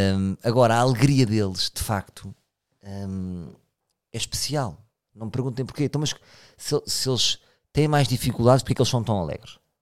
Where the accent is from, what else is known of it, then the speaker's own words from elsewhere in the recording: Portugal; Eu também sou português